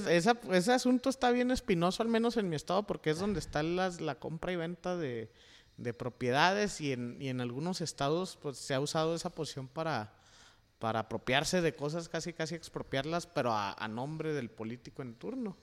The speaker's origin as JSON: {"language": "Spanish", "region": "Chihuahua", "country": "Mexico", "moved": "yes", "said": "en Chihuahua, de donde yo vengo"}